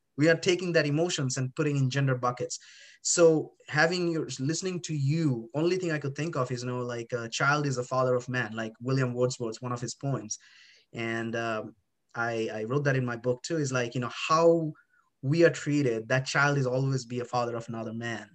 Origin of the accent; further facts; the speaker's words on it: India; moved away; I was born in India